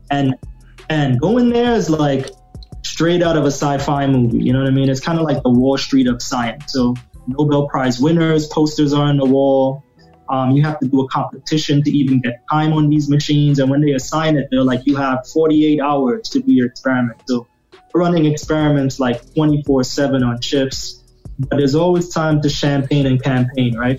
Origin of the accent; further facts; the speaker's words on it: Trinidad & Tobago; moved away; I grew up in the Caribbean, at, you know, in Trinidad.